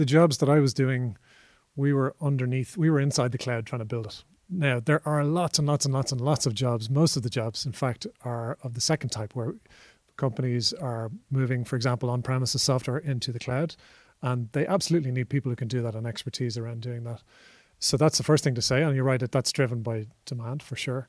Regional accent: Ireland; as an Irish person

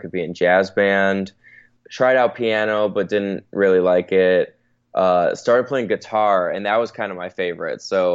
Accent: Chicago, Illinois, United States; moved away as an adult; also born or lived in Tampa, Florida / London; now in Los Angeles, United States; I was born and raised in Chicago, lived there till I was 18, so I did everything through high school there

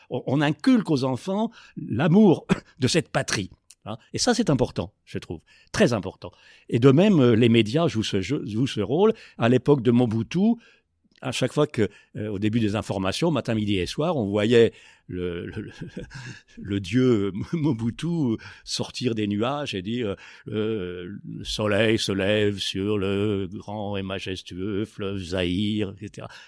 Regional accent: DR Congo; On dit, bah, bah oui, on est congolais ou on est zaïrois à une époque. Bah, on est congolais, on n'est pas comme les autres. Hein. On a notre identité, on a notre fierté, euh, on a nos héros, on a notre histoire.

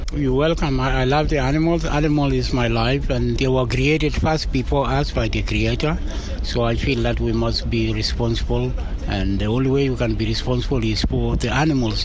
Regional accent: Kapsabet, Nandi County, Kenya; moved away; I come from Nandi in Kapsabet

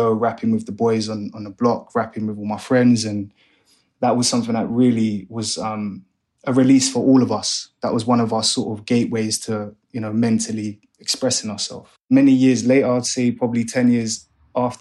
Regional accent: London, United Kingdom; also born or lived in Hanwell / Ealing; I grew up in West London, still from West London, very proud to be from here. I'm from West

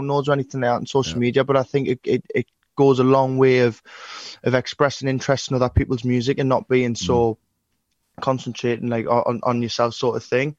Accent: Newcastle upon Tyne, North East England, United Kingdom; I come from Newcastle, which to work in Class City, everybody's brought up here to graft

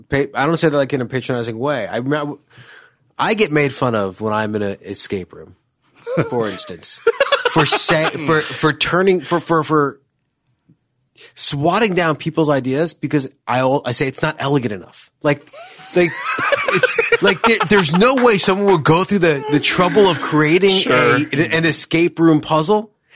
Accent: Chappaqua, New York, United States; I'm from Chappaqua.

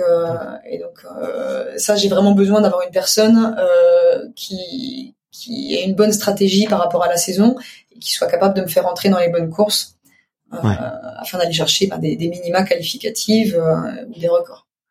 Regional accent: eastern France, France; also born or lived in Paris; now in Spain; je viens de l'est de la France

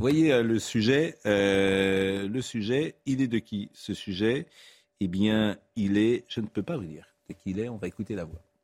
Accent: Nantes, Pays de la Loire, France; moved away; Je suis né à Nantes. Quand je vais à Nantes, je ne reconnais plus le Nantes de mon enfance

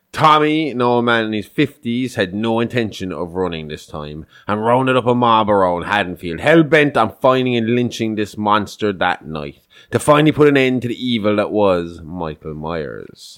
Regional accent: Ireland; we're Irish

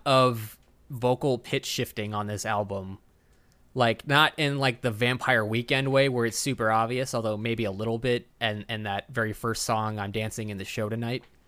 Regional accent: Texas, United States; I'm Texan

